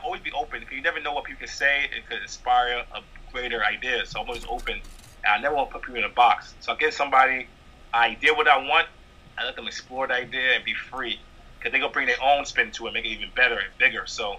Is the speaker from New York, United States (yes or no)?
yes; Bronx, New York, United States; I'm a regular, again, I'm a guy from Bronx.